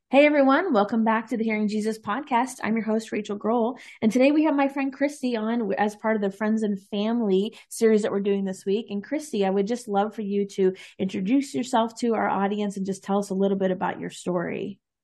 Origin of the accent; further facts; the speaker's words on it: East Coast, United States; I'm from the East Coast